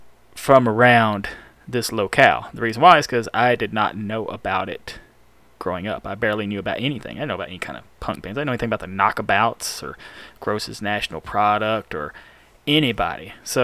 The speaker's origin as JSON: {"language": "English", "town": "Pell City", "region": "Alabama", "country": "United States", "said": "I'm from Pell City, Alabama. Smell shitty Alabama."}